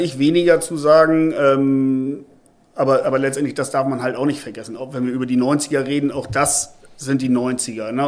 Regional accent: Hamburg, Germany; bei uns in Hamburg

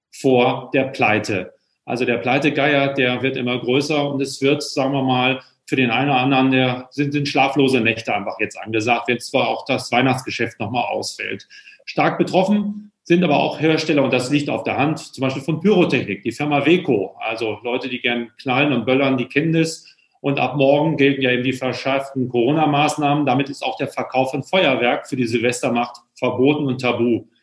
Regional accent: Hamburg, Germany; ich darf es ja als Hamburger nicht richtig sagen

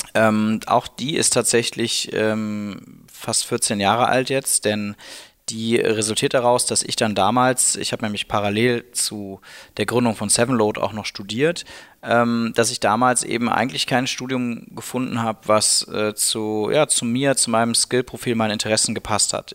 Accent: Cologne, North Rhine-Westphalia, Germany; moved away as an adult; now in Berlin, Germany; ich bin eben Kölner

